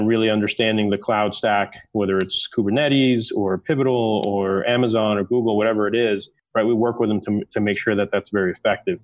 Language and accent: English; New York City, New York, United States; also born or lived in London; now in Denver, United States; Grew up in Manhattan, so I'm a New Yorker.